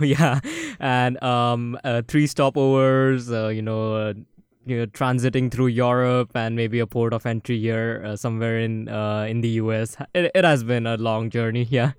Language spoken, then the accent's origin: English; Maharashtra, India; now in Manhattan, United States; it has the second longest river in India originating in my hometown